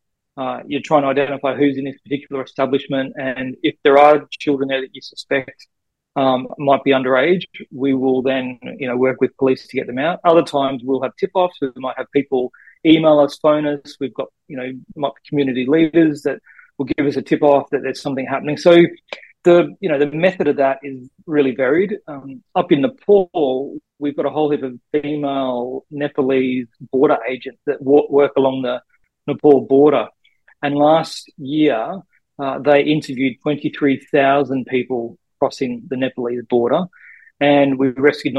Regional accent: Bundaberg, Queensland, Australia; also born or lived in Finland; So I grew up in Bundaberg in, I guess, central Queensland.

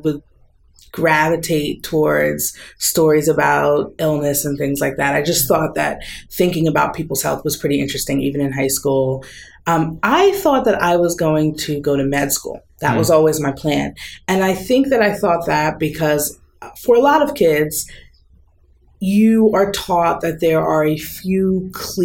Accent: southern New Jersey, United States; moved away as an adult; also born or lived in Rhode Island / Midwest; now in West Coast, United States; I grew up in New Jersey, in southern New Jersey.

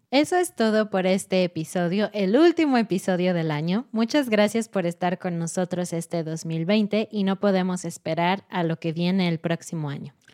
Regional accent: Mexico

